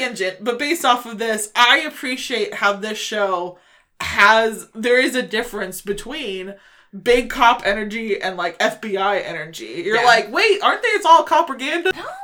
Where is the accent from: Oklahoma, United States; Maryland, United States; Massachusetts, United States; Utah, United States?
Oklahoma, United States; I'm from Oklahoma